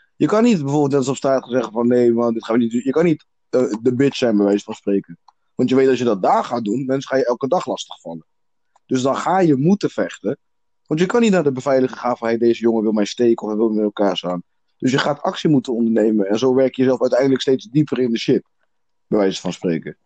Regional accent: South Africa; now in Netherlands; ik ben zelf Zuid-Afrikaans

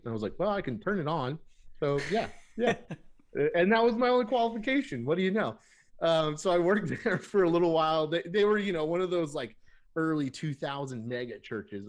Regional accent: Burbank, California, United States; moved away as an adult; also born or lived in San Francisco, United States; now in Seattle, United States; I was born and raised in Burbank, California

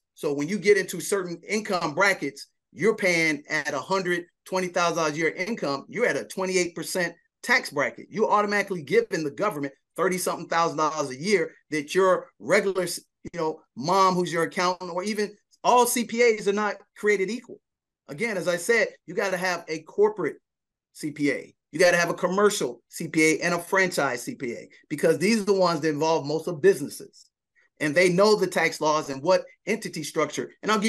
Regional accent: Chicago, Illinois, United States; That's correct. I'm a Chicagoan.

